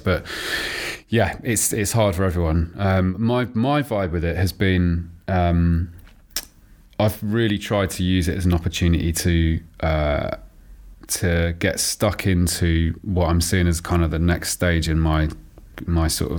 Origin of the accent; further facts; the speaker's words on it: Oxford, South East England, United Kingdom; also born or lived in Tooting, London; I was born in Tooting, but then my folks moved to Oxford when I was about 4 or 5. So I grew up in Oxford